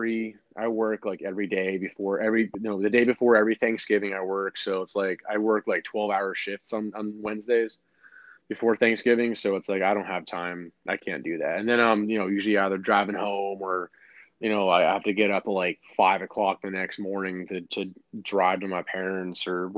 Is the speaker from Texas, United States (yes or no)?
no; Florida, United States; I'm from Florida.